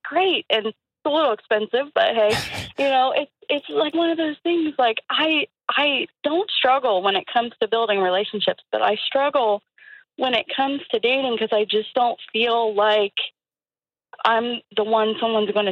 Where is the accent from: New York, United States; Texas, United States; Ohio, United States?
Ohio, United States; Columbus; I still live where I grew up, in the same town